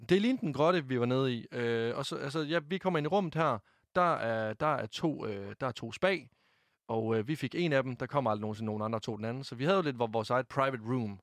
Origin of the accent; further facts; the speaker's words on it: Varde, Southern Denmark, Denmark; Jeg blev fejret hjemme i Varde af min mor, min far og min kæreste